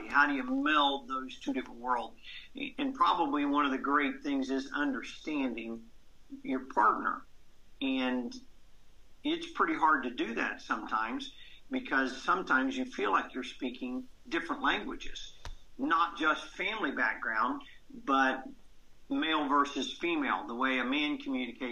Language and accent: English; Columbus, Georgia, United States; I was raised in Columbus, Georgia